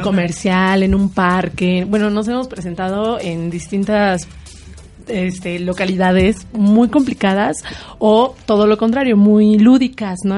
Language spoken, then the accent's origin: Spanish; Morelos, Mexico; Yo soy de Morelos